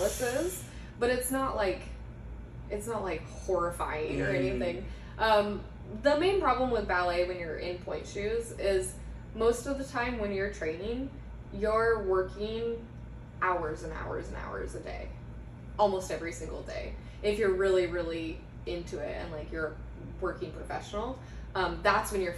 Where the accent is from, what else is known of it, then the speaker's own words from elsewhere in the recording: Forest Grove, Oregon, United States; I grew up in Forest Grove